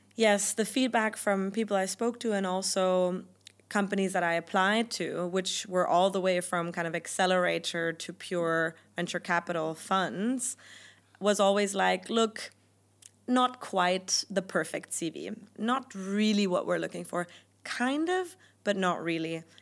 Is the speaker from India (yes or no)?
no; Germany; first language German; English is a second language; moved away as an adult; also born or lived in United Kingdom; my native language is German